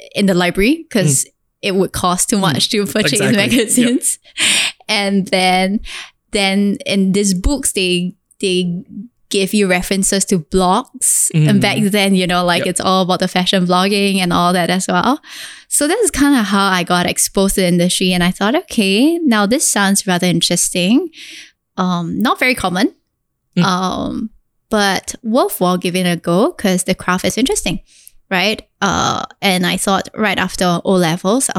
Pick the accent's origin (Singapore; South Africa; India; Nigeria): Singapore; I am this Singaporean girl that has gone through the most difficult childhood growing up.